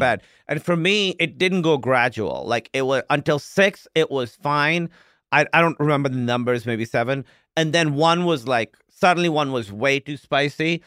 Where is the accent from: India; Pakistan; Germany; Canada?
Pakistan; moved away; I grew up in Pakistan